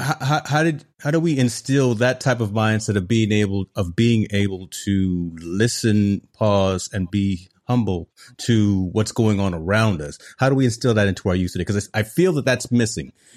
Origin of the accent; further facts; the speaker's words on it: Hampton, Virginia, United States; I'm just from Hampton, Virginia